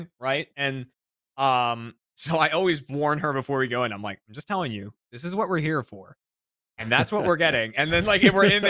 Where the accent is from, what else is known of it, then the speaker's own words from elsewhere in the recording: Burlington, Massachusetts, United States; my hometown in Burlington, Mass